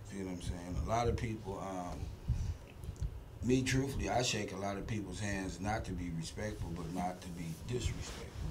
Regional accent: Akron, Ohio, United States; now in Houston, United States; I'm from Akron, Ohio

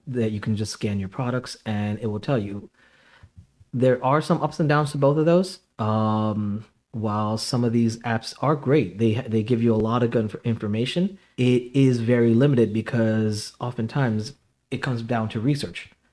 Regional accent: New York City, New York, United States; now in Connecticut, United States; I was basically born in, uh, Jamaica, Queens

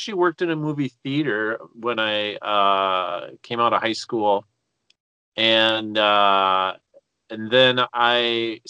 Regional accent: Duluth, Minnesota, United States; moved away as an adult; also born or lived in Superior, Wisconsin / Inver Grove Heights, Minnesota; I'm originally from Duluth.

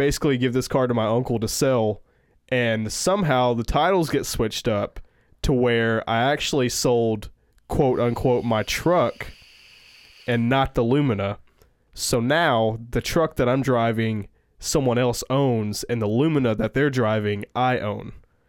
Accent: Tennessee, United States; now in New York City, United States; Yeah. We came from Tennessee.

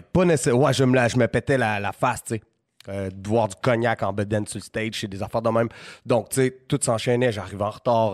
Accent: Quebec City, Quebec, Canada; C'était ma ville

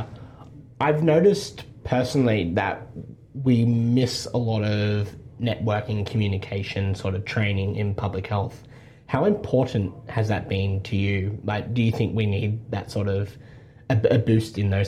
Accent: Adaminaby, New South Wales, Australia; I'm from the Snowies. Okay. So I'm from a little town called Adaminibi.

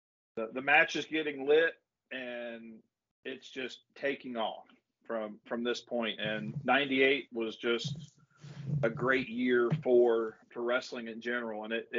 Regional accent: Ohio, United States; we're all from Ohio.

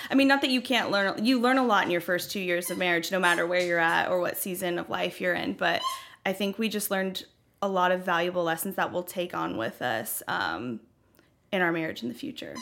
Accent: Franklin, Tennessee, United States; also born or lived in Knoxville, Tennessee; I grew up in Franklin, um, spent most of my life here in Franklin, and the past two years I've been living in Knoxville.

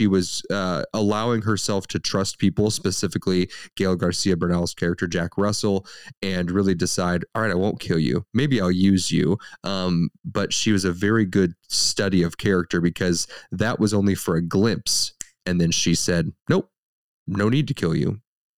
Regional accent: Ireland; You know, I can say this because I'm Irish, and everyone's allowed to make fun of the Irish

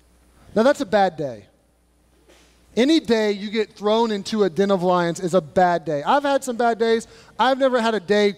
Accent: Kentucky, United States; I grew up in Kentucky, and I was 8 to 10 minutes from the city, but I lived kind of on the outskirts, and we lived around woods. There were woods just surrounding our house.

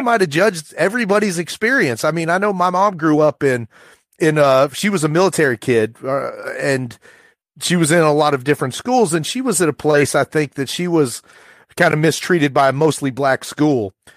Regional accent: rural Appalachia, United States; rural Appalachia where, you know, the, my mom's boyfriend probably said the N-word every other word. And I'm sure I would have done that too from the age of seven to ten

